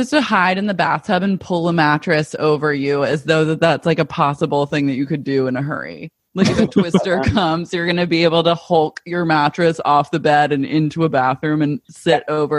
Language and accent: English; Oklahoma, United States; I'm from Oklahoma.